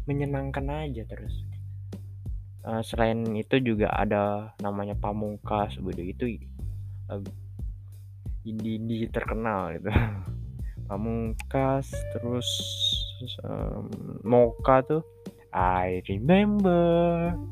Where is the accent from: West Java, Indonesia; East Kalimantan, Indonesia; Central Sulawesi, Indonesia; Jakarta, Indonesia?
East Kalimantan, Indonesia; Samarinda; di Samarinda kebetulan aku orang Samarinda jadi kita cari pembahasan gitu